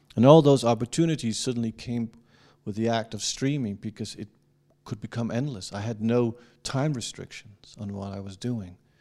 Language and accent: English; Denmark; I'm not an American. And I'm from Denmark